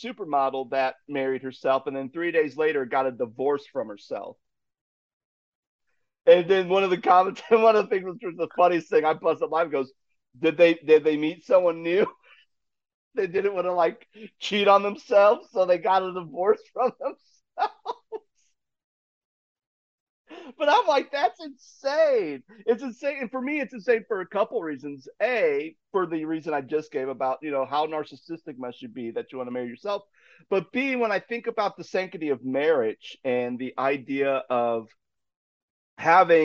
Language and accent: English; Ohio, United States; moved away as an adult; back to my home state of Ohio